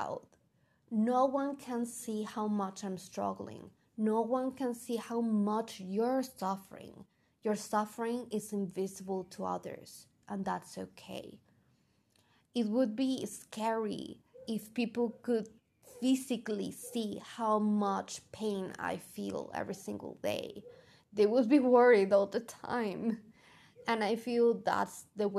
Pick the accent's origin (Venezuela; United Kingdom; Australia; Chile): Venezuela; first language Spanish; English is a second language; I love being Venezuelan. My country is gorgeous and I love my culture